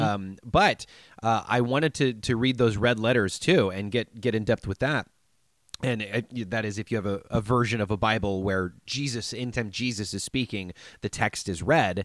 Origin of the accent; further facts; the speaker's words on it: United States; I'm an American